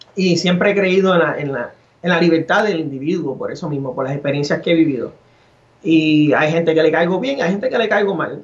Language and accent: Spanish; Arecibo, Puerto Rico; me crié en Arecibo